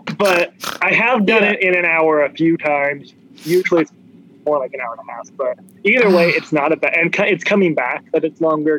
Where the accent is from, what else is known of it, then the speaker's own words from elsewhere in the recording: Southern Indiana, United States; also born or lived in Tampa, Florida; Indiana. Great. Born and raised.